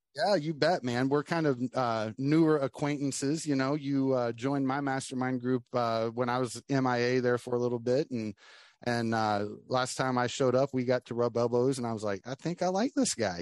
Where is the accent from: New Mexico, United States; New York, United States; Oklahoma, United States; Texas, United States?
Oklahoma, United States; now in Florida, United States; live in Florida now, but I'm I was born and raised in Oklahoma